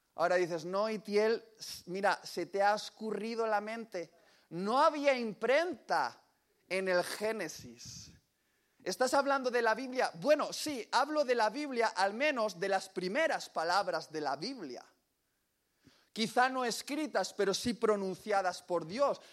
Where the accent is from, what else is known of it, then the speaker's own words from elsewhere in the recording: Basque Country, Spain; orgulloso como buen vasco